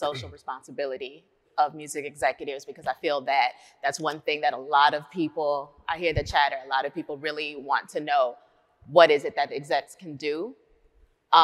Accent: Austin, Texas, United States; I was based right here in Austin, Texas. This is my home, Hook 'em Horns.

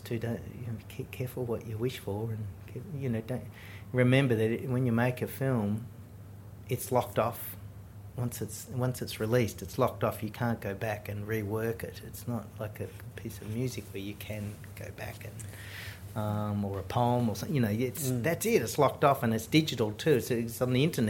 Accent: Australia; being an Australian filmmaker

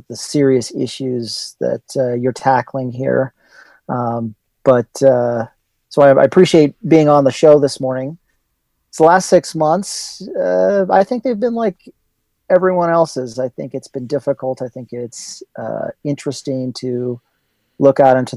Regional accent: Albuquerque, New Mexico, United States; now in Colorado, United States; I am an Albuquerque native, born and raised in Albuquerque, grew up in Los Duranes

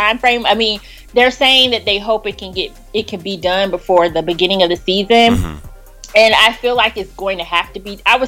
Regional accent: Florida, United States; moved away as an adult; now in Washington, D.C., United States; I'm originally from Florida

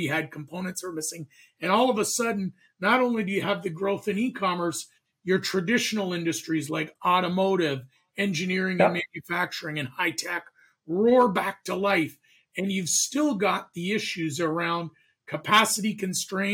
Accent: Canada; moved away as an adult; now in United States; I'm a Canadian

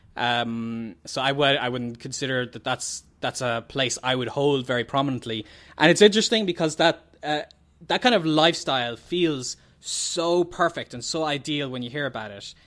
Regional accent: Ireland; the …

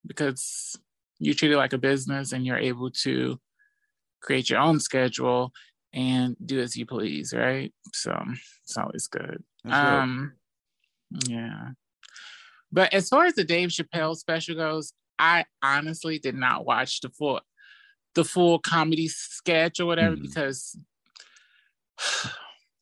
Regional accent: St. Louis, Missouri, United States; I'm originally from St. Louis

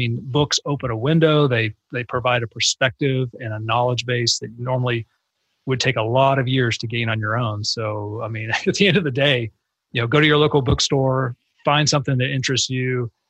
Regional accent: Texas, United States; if you had told me when I was a kid growing up in North Texas

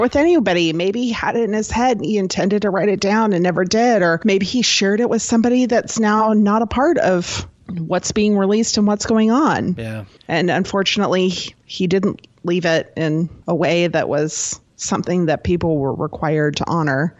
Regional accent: Texas, United States; I grew up living in Texas and I live near San Antonio

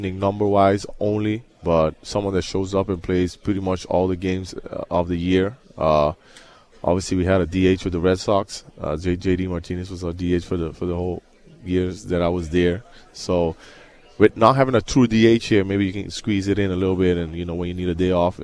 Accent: Aruba; moved away; I'm from Aruba, so I speak different languages

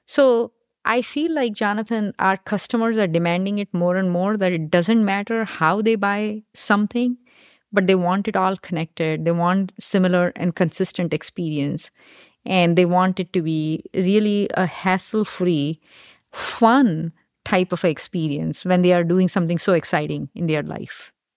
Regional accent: India; moved away as an adult; now in United States; I grew up in India and did my undergrad in India, and then I came here to do my graduate school

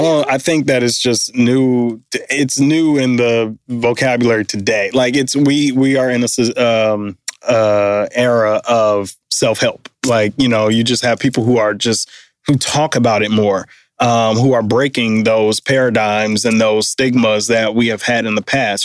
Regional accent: Detroit, Michigan, United States; moved away; we grew up um, in downtown Detroit, both went to Cass, born in the same hospital

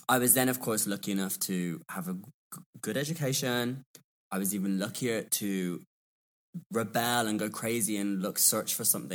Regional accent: England, United Kingdom; but I'm English. I can make words up.

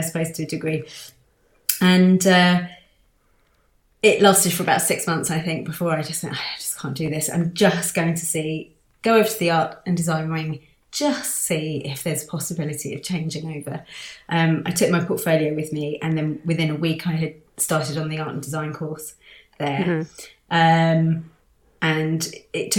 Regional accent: London, United Kingdom; growing up in London

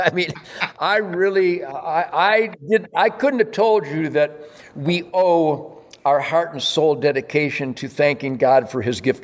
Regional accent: Detroit, Michigan, United States; I was born in Detroit when we were the arsenal of democracy.

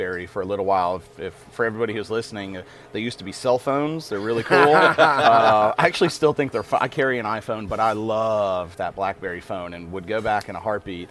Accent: Nashville, Tennessee, United States; now in Acadiana, Louisiana, United States; I'm from Nashville, Tennessee originally.

